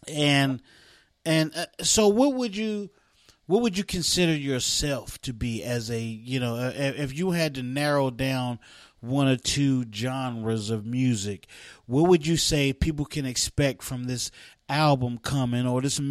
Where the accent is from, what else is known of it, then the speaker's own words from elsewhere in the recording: West Virginia, United States; we grew up in West Virginia